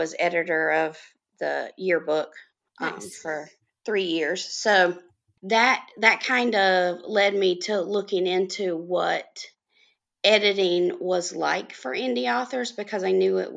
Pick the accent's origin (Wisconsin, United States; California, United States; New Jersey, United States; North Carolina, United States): North Carolina, United States; I am from North Carolina, and I have lived in several cities in the state all my life